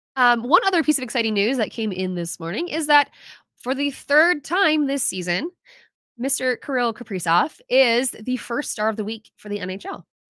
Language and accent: English; United States; as an American